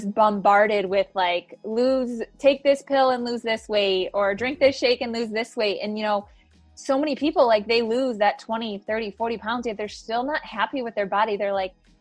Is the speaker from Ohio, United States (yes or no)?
yes; Ohio, United States; now in Scottsdale, United States; I am originally from Ohio